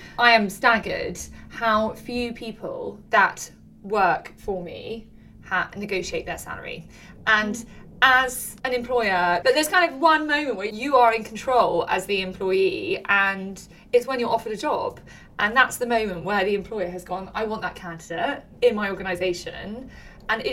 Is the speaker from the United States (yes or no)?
no; United Kingdom; we're British and we're female